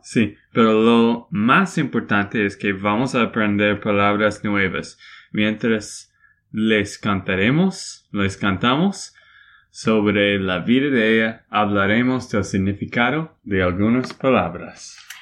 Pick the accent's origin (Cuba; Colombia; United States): United States; Texas; Spanish is a second language; de Texas, Estados Unidos